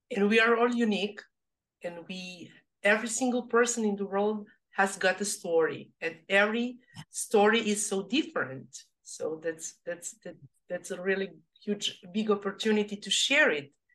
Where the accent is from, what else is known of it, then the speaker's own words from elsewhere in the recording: Serbia; English is a second language; now in Australia; I come from Europe, from Serbia. English is my second language